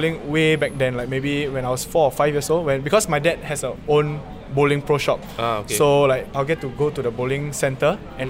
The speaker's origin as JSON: {"language": "English", "country": "Singapore", "tie": "born or raised there", "said": "I was from St. Anthony's Primary School, which is at Bukit Batok, West Avenue 7."}